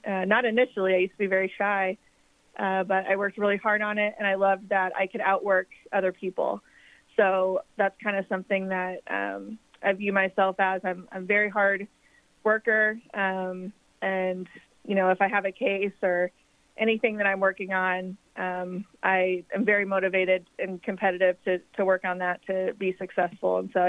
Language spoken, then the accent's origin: English; Evansville, Indiana, United States; also born or lived in Will County, Illinois; I grew up here in Evansville. I went to North High School